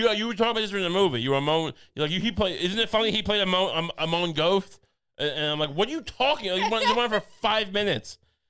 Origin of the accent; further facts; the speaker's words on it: Ohio, United States; born there; I was born in Dave, Ohio.